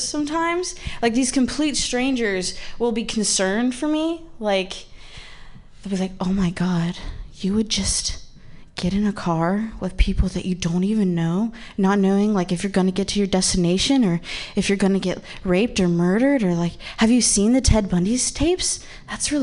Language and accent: English; Midwest, United States; moved away as an adult; now in San Francisco, United States; I was raised by lesbians in the Midwest